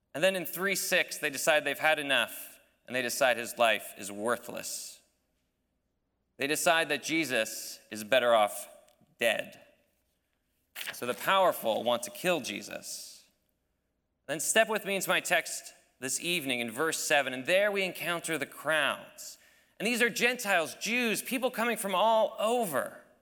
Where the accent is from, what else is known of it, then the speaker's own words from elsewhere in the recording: United States; as an American